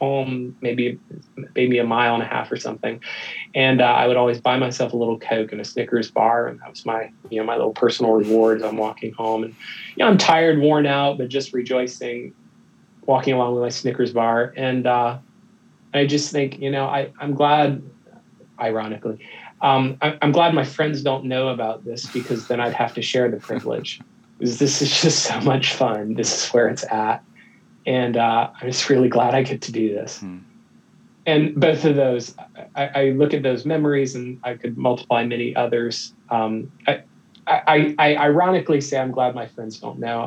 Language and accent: English; United States; moved away; also born or lived in Philippines; I'm an American